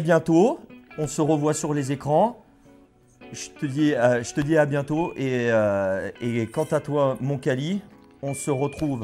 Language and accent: French; Bordeaux, Nouvelle-Aquitaine, France; je suis bordelais